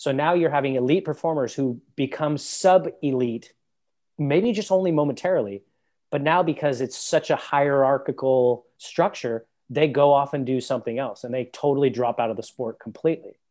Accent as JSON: {"language": "English", "country": "United States", "said": "being an American and having a U S passport"}